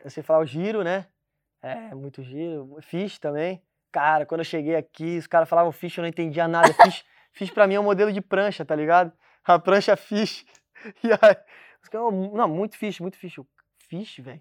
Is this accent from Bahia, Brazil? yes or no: no; Rio Grande do Sul, Brazil; now in Portugal; onde eu nasci lá no Rio Grande do Sul